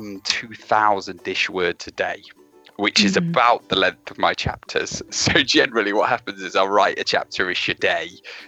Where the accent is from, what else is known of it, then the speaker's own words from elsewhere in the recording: Derby, East Midlands, United Kingdom; I come from Derby, so I live in the Midlands. I live sort of on my way to Nottingham now